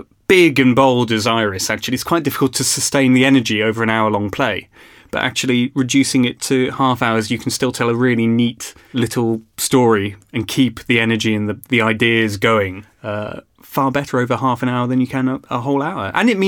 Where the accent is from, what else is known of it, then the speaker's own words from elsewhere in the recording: Birmingham, West Midlands, United Kingdom; now in Cardiff, United Kingdom; I was born in Birmingham